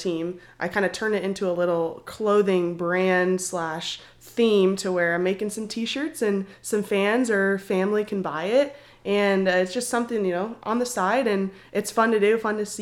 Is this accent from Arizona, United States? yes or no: yes; Arizona, United States; moved away as an adult; now in Oklahoma, United States; I'm from Arizona. So me and … from the same area. I went to school with … growing up